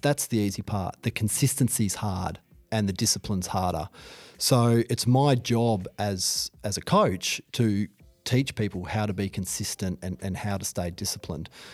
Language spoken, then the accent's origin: English; Hobart, Tasmania, Australia; I grew up in Hobart.